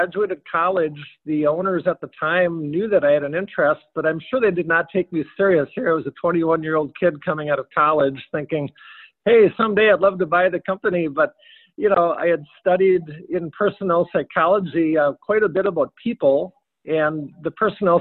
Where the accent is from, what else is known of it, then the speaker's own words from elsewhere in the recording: Waconia, Minnesota, United States; I was born in Waconia, and my parents were, and my grandparents also were